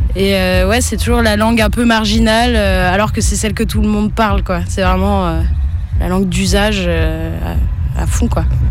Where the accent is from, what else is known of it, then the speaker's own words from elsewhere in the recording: France; je suis née en France, donc c'est une langue que j'ai pas pratiquée non plus en grandissant, à part les juillet-août au bled